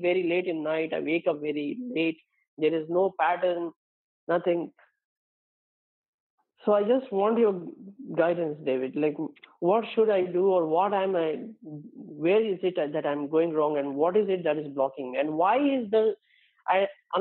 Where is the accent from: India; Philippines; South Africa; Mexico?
India; my brother also living in my hometown with my parents